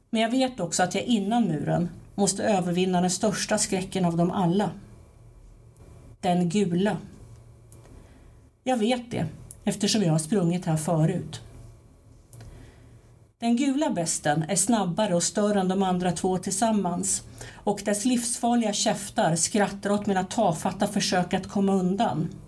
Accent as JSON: {"language": "Swedish", "town": "Timmernabben", "region": "Kalmar County", "country": "Sweden", "tie": "born or raised there", "said": "alltså det är nere i Timmernabben, alltså där jag växte upp, min, min pappas barndomshem."}